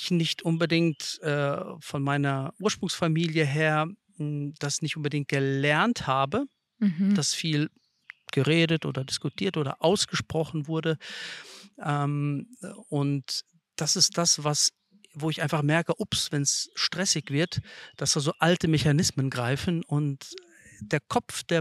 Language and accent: German; Lithuania; German is a second language; also born or lived in Kazakhstan; geboren bin ich in Kasachstan und ähm, dort äh, habe ich gelebt, bis ich drei Jahre alt war.